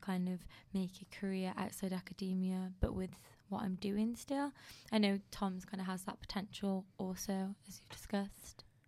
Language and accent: English; United Kingdom; being British